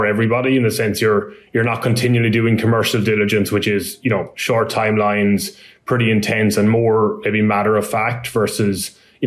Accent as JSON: {"language": "English", "country": "Ireland", "also_born_or_lived": "Dublin, Ireland", "moved": "as an adult", "lives_now": "United States", "said": "my accent isn't a US accent. I'm from Ireland originally, and I've been working in asset management in a company in Dublin"}